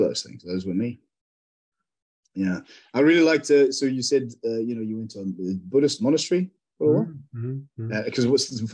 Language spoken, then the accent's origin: English; South Africa; now in United Kingdom; growing up in South Africa